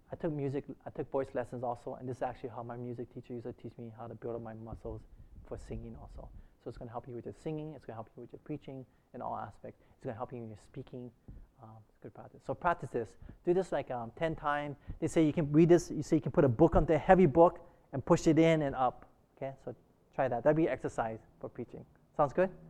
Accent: Hawaii, United States; growing up in Hawaii, I and I went to, you know, I learned, I really learned Pidgin English really heavily

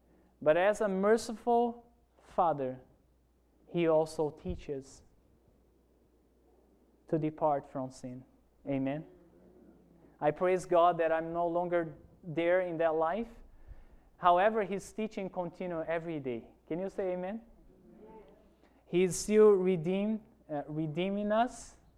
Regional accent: Amazonas, Brazil; English is a second language; Remember when I told you that I grew up in Amazon, in a city there? Remember that? Let me tell you about Amazon.

